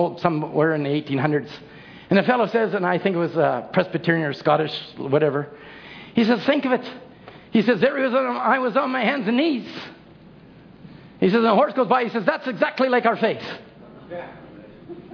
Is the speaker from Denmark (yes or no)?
no; Chilliwack, British Columbia, Canada; When I grew up in Chilliwack, I grew up the valley